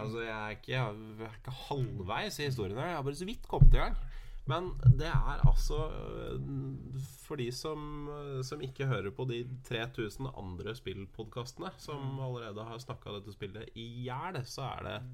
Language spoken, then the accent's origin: Norwegian; Norway; her hjemme i Norge